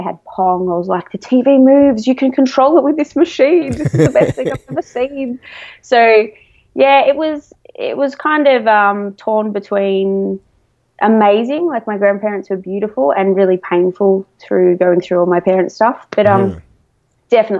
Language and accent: English; Melbourne, Victoria, Australia; I'm from Melbourne, Australia.